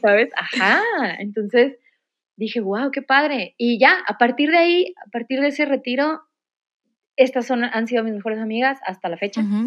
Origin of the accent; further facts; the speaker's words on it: Monterrey, Nuevo León, Mexico; soy de Monterrey, toda mi vida aquí